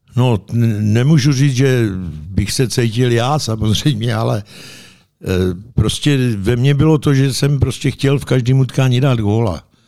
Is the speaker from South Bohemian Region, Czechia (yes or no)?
no; Pašinka, Central Bohemian Region, Czechia; also born or lived in Kolín / Jihlava; mi bylo deset let. Odešel jsem z Pašinky, kde byla pětiletka